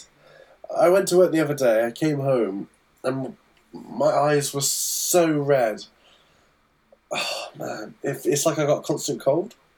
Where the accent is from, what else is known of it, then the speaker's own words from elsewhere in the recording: England, United Kingdom; as an English person.